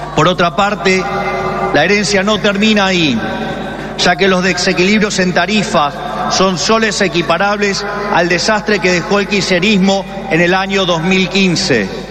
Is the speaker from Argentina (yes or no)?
yes; Argentina